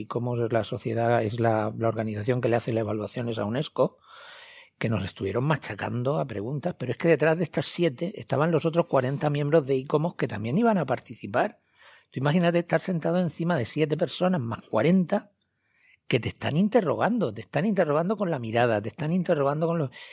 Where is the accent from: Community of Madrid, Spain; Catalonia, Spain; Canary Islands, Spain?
Canary Islands, Spain; como canarios